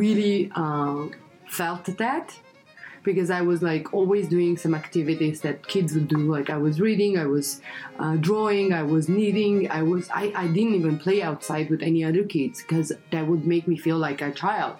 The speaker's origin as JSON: {"language": "English", "country": "Russia", "tie": "born or raised there", "also_born_or_lived": "Armenia", "moved": "as an adult", "lives_now": "Los Angeles, United States", "said": "I was born in Armenia, raised in Russia."}